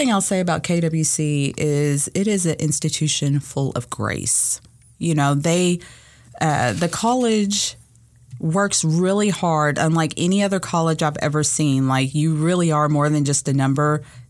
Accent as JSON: {"language": "English", "town": "Paducah", "region": "Kentucky", "country": "United States", "said": "I am from Paducah, Kentucky."}